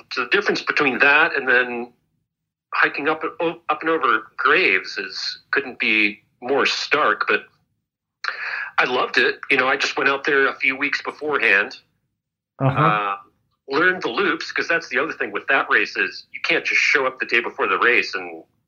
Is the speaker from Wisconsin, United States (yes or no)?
yes; Wisconsin, United States; I grew up in Wisconsin